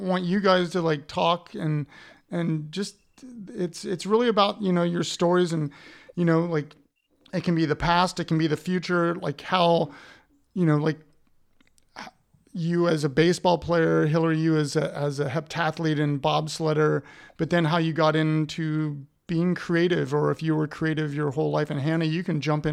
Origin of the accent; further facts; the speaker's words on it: Columbus, Ohio, United States; I'm from Columbus, yeah. Ohio